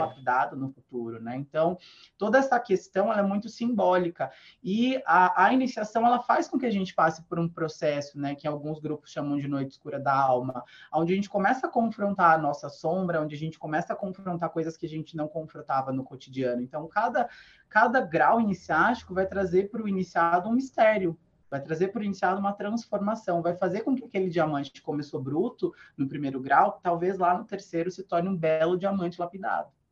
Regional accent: Sorocaba, São Paulo, Brazil; eu sou do interior, né? Eu sou de Sorocaba

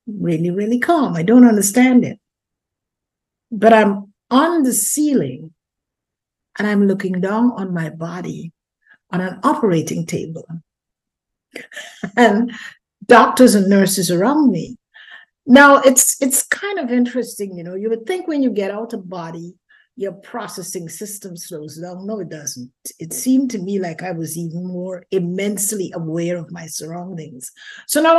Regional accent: Guyana; moved away as an adult; also born or lived in London, United Kingdom; I was born in Guyana, South America, raised there, and got married

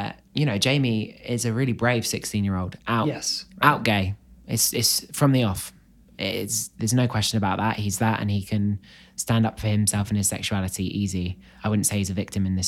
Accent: Basingstoke, South East England, United Kingdom; I'm from a town in the south of England called Basingstoke

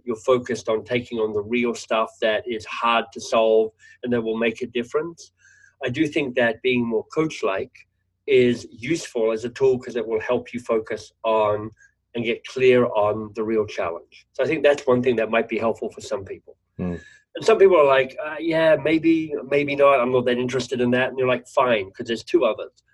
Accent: Australia; moved away; nieces and nephews actually in Australia as an Australian

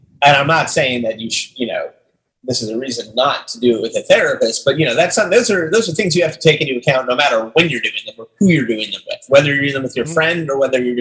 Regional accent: Long Island, New York, United States; I grew up on Long Island as well

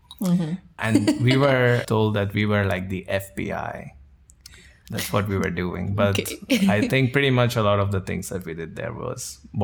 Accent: India; moved away as an adult; now in Netherlands; I'm from India. I live in the Netherlands now for about 6 years. I came here for my master's

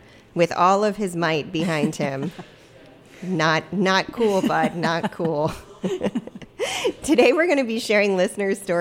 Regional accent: Maryland, United States; moved away; growing up in Maryland

